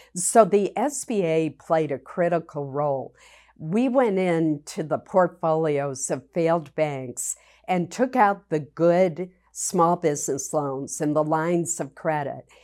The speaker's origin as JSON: {"language": "English", "region": "Maine", "country": "United States", "tie": "born or raised there", "said": "I was very fortunate growing up in Maine"}